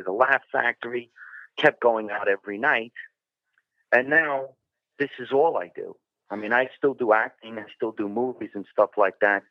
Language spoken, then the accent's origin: English; New Jersey, United States; moved away as an adult; also born or lived in Los Angeles; I grew up in New Jersey on the other side of Manhattan's river, the Lincoln Tunnel.